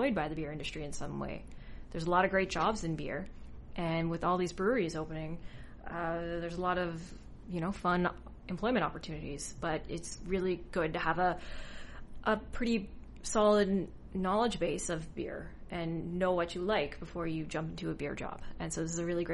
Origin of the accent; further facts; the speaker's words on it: Newfoundland and Labrador, Canada; I'm from Newfoundland